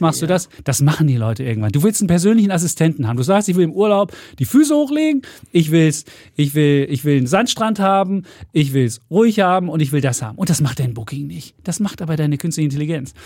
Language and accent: German; East Germany, Germany; wir Ossis waren